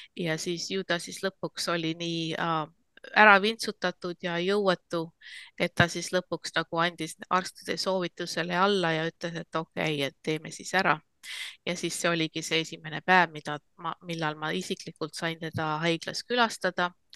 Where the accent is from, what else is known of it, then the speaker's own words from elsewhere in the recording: Estonia; now in United States; ma olen Eestis eh, sündinud ja kasvanud